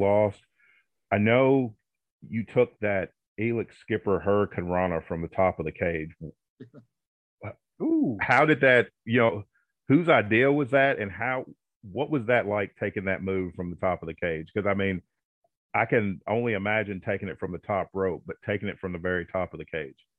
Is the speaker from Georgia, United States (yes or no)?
no; Kentucky, United States; I'm from Kentucky. I live in uh, West Paducah